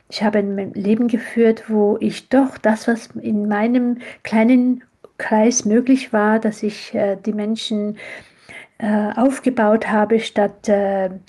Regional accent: Switzerland; ja, ich bin in der Schweiz aufgewachsen. Ich äh, habe auch die Schweiz als meine zweite Heimat lieb gewonnen.

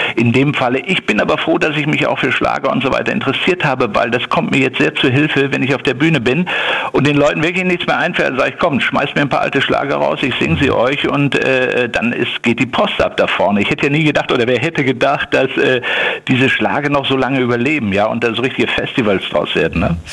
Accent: Ruhr area, North Rhine-Westphalia, Germany; ich bin natürlich ein Kind des Ruhrgebiets

